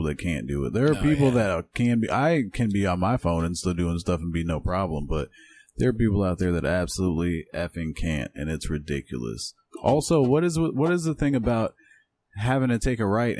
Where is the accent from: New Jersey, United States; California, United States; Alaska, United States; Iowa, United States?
Iowa, United States; I'm from Iowa, so in Iowa, when you turn 14, you can get your driver's permit